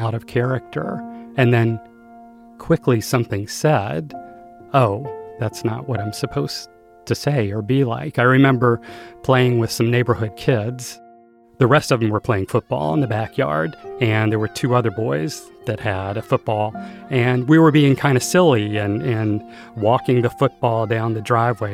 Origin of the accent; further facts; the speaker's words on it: Greensboro, North Carolina, United States; I was born in 1963 in Greensboro, North Carolina. It was very a southern town, very provincial